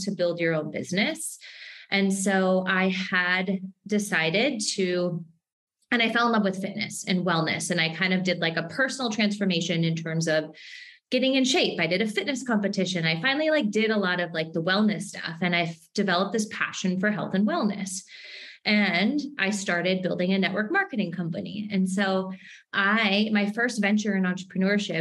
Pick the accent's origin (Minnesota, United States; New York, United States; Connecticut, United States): Minnesota, United States; accent: Minnesota; I grew up in Minnesota